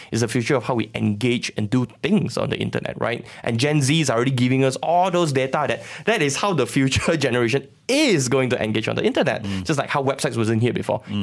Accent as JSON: {"language": "English", "region": "Sabah", "country": "Malaysia", "moved": "yes", "said": "I'm from Sabah"}